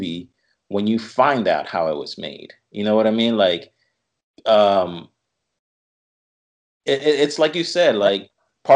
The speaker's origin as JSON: {"language": "English", "town": "Caguas", "country": "Puerto Rico", "tie": "born or raised there", "moved": "yes", "lives_now": "Philadelphia, United States", "said": "Born and raised in Caguas, Puerto Rico"}